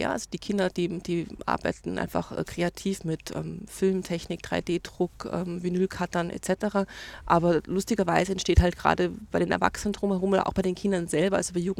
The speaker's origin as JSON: {"language": "German", "town": "Bad Reichenhall", "region": "Bavaria", "country": "Germany", "said": "Ich komme aus Reichenhall"}